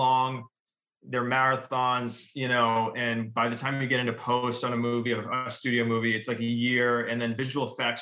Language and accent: English; Revere, Massachusetts, United States; moved away as an adult; also born or lived in Boston; now in California, United States; I'm from Revere, Massachusetts, New England.